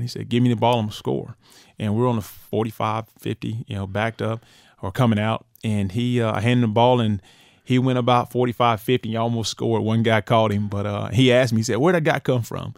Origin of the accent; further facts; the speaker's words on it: United States; moved away as an adult; also born or lived in Alabama; I grew up in right near the Florida, Florida State, the Florida, Georgia rival